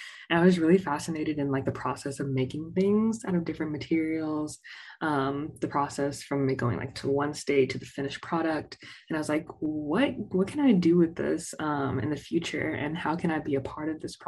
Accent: Ames, Texas, United States; I'm from Southeast Texas, but I'm from small town Southeast Texas. So shout out to Ames, Texas, with a population of less than like 1500

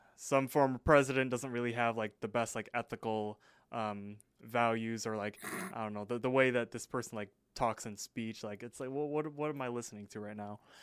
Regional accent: United States; I'm I'm American

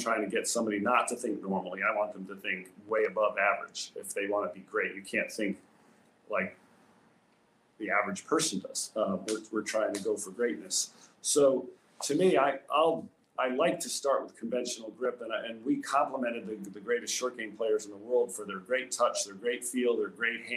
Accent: Rhode Island, United States; As a young kid growing up in Rhode Island, I was lucky enough to live in a town that had a great course

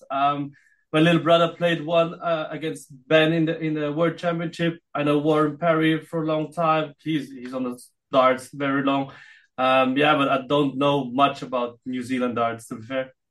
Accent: Philippines; now in Austria; Even if I am in Austria, uh, but I still um, feel like uh, I'm Filipino as well

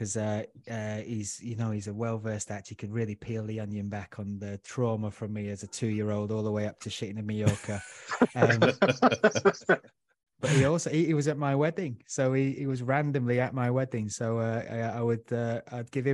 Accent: Huddersfield, Yorkshire and the Humber, United Kingdom; now in London, United Kingdom; I grew up in Huddersfield, so it's nice and calm

